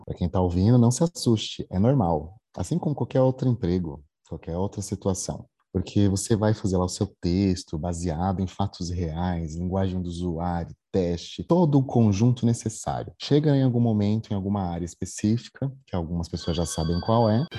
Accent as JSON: {"language": "Portuguese", "town": "Jandira", "region": "São Paulo", "country": "Brazil", "tie": "born or raised there", "also_born_or_lived": "Osasco", "moved": "as an adult", "lives_now": "Belo Horizonte, Brazil", "said": "não sou mineiro, sou paulista, jandirense. Né? Nasci em, nasci em Osasco, mas morei sempre em Jandira com meus pais. Eu mudei para BH para trabalhar na Localiza"}